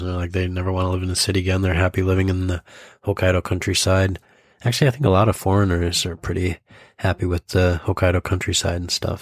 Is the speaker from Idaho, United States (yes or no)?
yes; Idaho, United States; when I was growing up in Idaho